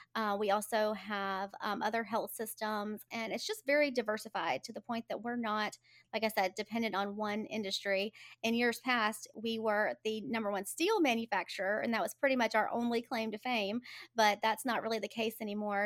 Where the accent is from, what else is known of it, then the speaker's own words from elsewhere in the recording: Birmingham, Alabama, United States; I'm a native, I was born and raised in Birmingham